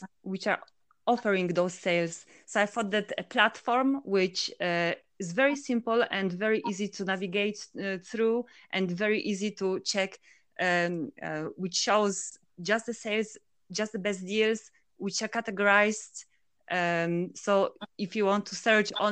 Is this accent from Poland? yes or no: yes; Poland; moved away as an adult; also born or lived in Finland / Brussels, Belgium / south of France; now in Andorra; So originally, I'm from Poland, which I left to Finland to do my studies